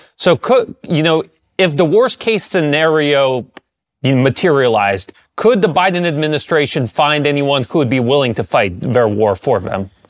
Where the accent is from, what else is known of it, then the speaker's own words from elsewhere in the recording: United States; I grew up in the United States